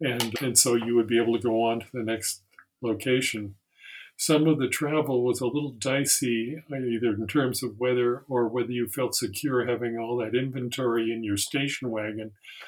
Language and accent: English; Seattle, Washington, United States; also born or lived in Middletown, Connecticut; I grew up really in the Seattle area with a lot of links to the East Coast.